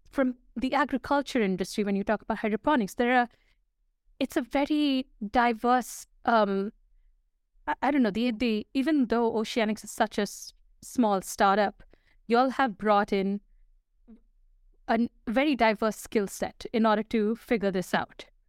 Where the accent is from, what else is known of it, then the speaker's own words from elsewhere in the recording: Dubai, United Arab Emirates; I grew up in Dubai.